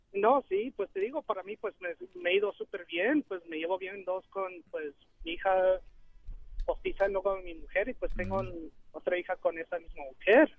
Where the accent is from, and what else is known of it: Aguascalientes, Mexico; now in Dallas, United States